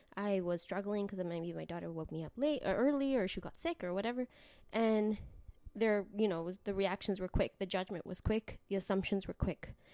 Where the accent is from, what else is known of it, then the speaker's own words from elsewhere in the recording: Canada; also born or lived in Mexico; I was, uh, raised in Canada, but I was born in Mexico and my family is from El Salvador